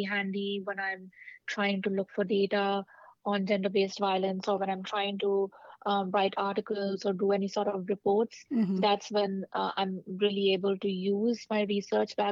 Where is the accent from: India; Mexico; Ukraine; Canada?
India; also born or lived in California / Washington, D.C.; now in New York City, United States; I grew up in India